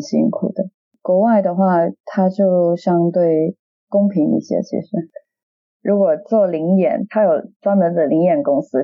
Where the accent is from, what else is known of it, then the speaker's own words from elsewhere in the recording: Dongguan, Guangdong, China; accent: Cantonese; moved away as an adult; now in London, United Kingdom; 我很小的时候，我有去过工厂里面剪线头啦，我本身是东莞人嘛